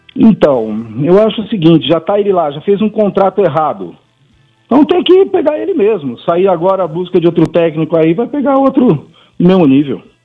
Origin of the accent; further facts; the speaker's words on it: São Paulo, Brazil; Fui criado ali na Pompeia